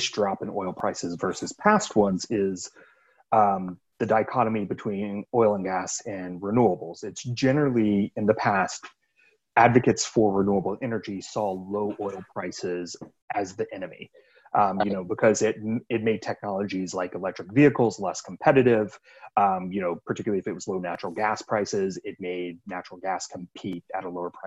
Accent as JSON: {"language": "English", "region": "Florida", "country": "United States", "said": "I'm from Florida"}